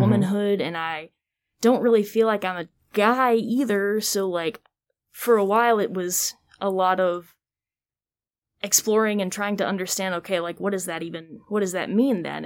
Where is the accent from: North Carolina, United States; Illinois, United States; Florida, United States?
North Carolina, United States; Greensboro; also born or lived in Georgia; I'm originally born and raised Greensboro